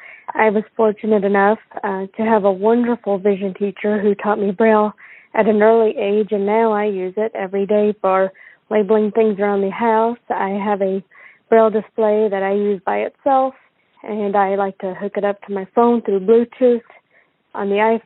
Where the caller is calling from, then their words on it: Kentucky, United States; Hi Jonathan … from Kentucky.